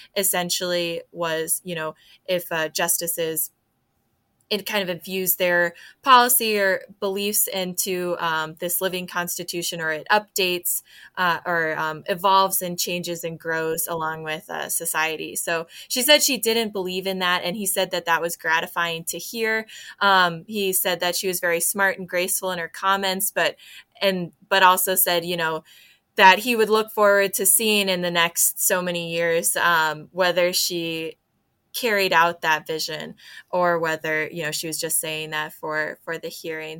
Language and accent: English; DeWitt, Iowa, United States; I grew up in DeWitt